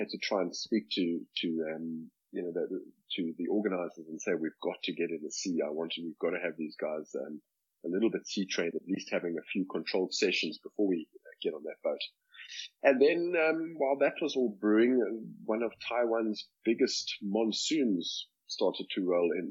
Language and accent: English; Cape Town, Western Cape, South Africa; I grew up in Cape Town, born and bred in Cape Town.